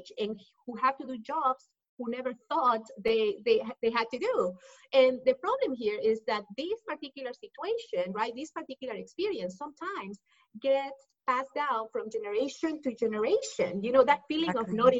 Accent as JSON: {"language": "English", "region": "Lima", "country": "Peru", "second_language": "English", "moved": "as an adult", "lives_now": "Dallas, United States", "said": "I'm originally from Peru, from Lima, Peru. That's why you hear the accent. I moved to the U.S. when I was 18 years old"}